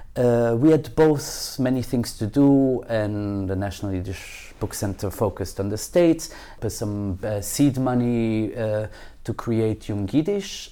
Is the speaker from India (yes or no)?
no; Belgium; now in Israel; I wasn't born here. I was born in Belgium